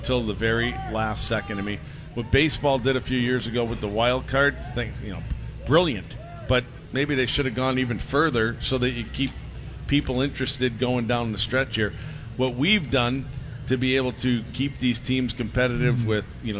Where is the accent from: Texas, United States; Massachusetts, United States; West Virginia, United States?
Massachusetts, United States; You know, I'm from Massachusetts, and we thought that we had a pretty good model going there.